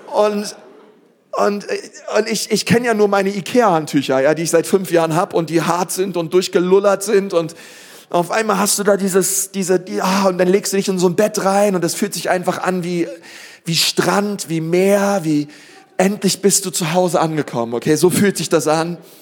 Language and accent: German; Berlin, Germany; Ich bin aufgewachsen in Berlin-Spandau